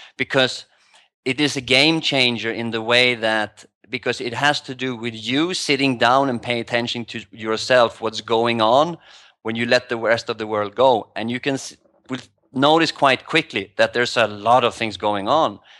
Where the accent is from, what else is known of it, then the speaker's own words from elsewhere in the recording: Sweden; moved away as an adult; also born or lived in New York / Asia; now in Thailand; I moved from Sweden five years ago.